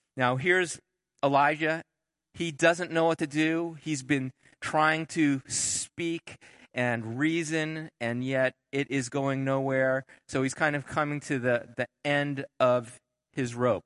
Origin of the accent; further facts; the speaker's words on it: Southern California, United States; moved away; we moved back to where I grew up down in Southern California